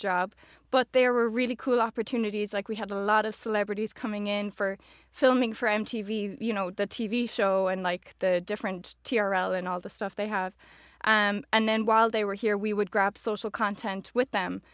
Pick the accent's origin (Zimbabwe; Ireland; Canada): Ireland; Oranmore, Connacht; moved away as an adult; now in New York, United States; I'm born and raised in Galway, in Oranmore.